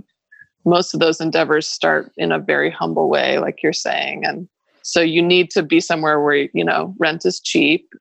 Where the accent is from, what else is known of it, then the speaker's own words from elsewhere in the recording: Boise, Idaho, United States; moved away as an adult; also born or lived in Brooklyn / Manhattan; I grew up in Boise